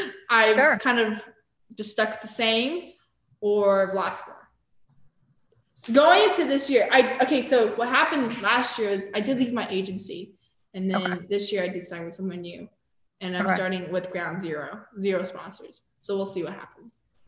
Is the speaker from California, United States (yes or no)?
yes; Arcadia, California, United States; I grew up in Arcadia